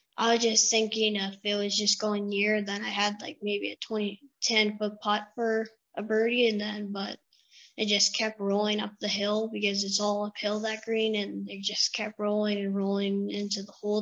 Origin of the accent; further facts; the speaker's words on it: Russell, Ontario, Canada; I'm from Russell, Ontario, and I, um, just outside of Ottawa